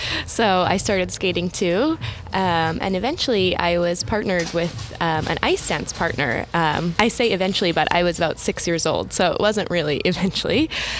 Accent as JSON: {"language": "English", "town": "Edmonton", "region": "Alberta", "country": "Canada", "said": "I'm from Edmonton, Alberta."}